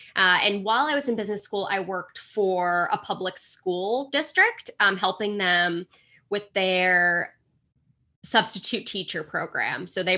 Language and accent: English; Boston, Massachusetts, United States; So I grew up in the Boston area, so suburbs of Boston, went to college about 20 minutes away from home